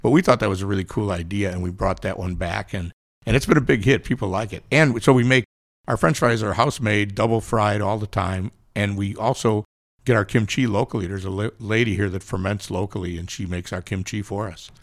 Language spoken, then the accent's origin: English; Chicago, Illinois, United States; moved away; also born or lived in Kansas City; I'm from Chicago, but I spent a lot, I cut my teeth in Kansas City